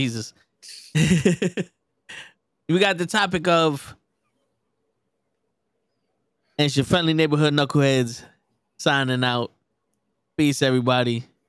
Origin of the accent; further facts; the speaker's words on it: Bronx, New York, United States; I'm from the Bronx.